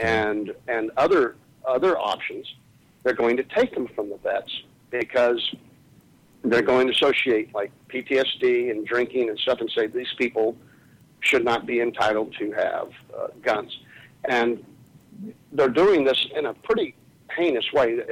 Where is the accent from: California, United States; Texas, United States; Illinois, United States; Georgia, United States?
Texas, United States; as a Texan, I feel like my neighbors are too close to me, and I live on five acres